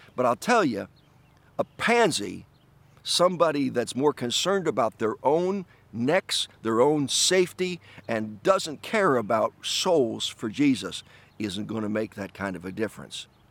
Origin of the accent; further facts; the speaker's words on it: New York, United States; my home state of, of New York